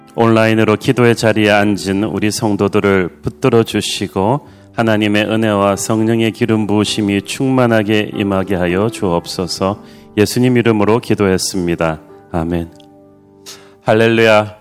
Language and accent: Korean; Busan, South Korea; moved away; 둘 다 부산 출신에다가 둘 다 굉장히 가난하게 자라면서